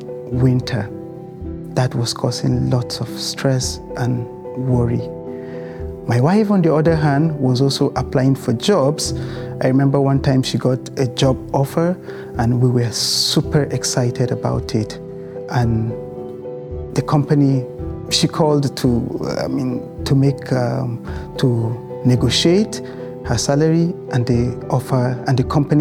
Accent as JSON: {"language": "English", "country": "Nigeria", "tie": "born or raised there", "also_born_or_lived": "United Kingdom", "moved": "as an adult", "lives_now": "Canada", "said": "we moved from Nigeria, a place where we were born and raised, to the United Kingdom"}